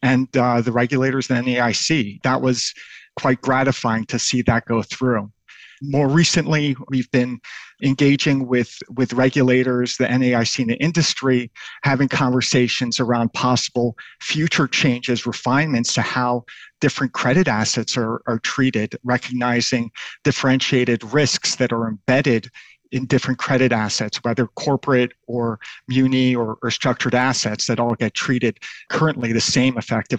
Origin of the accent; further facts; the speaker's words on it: New York City, New York, United States; also born or lived in Tel Aviv, Israel; My hometown straddled New York City and the Yemenite quarter of Tel Aviv, Israel.